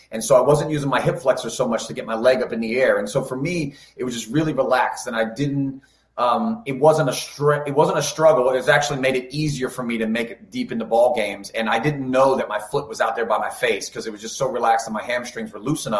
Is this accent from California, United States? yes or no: no; Key West, Florida, United States; I grew up in Key West, Florida as a young kid